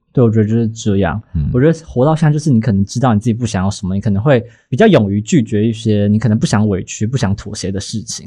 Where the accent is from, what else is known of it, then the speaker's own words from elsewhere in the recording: Taiwan; 可能是我们是台湾人的关系吧